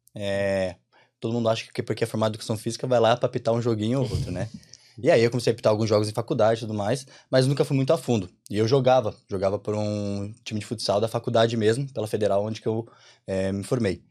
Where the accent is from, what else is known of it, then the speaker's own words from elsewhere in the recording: Curitiba, Paraná, Brazil; moved away as an adult; now in Ireland; sou de Curitiba. Estamos aqui vivendo a experiência de intercâmbio na Irlanda